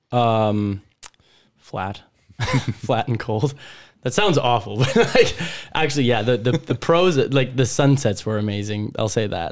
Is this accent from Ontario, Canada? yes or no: no; Prince Albert, Saskatchewan, Canada; moved away as an adult; also born or lived in Weyburn / Regina; now in Vancouver, Canada; I was born in Weyburn, grew up in Prince Albert. I would say that was, yeah, where I spent most of my years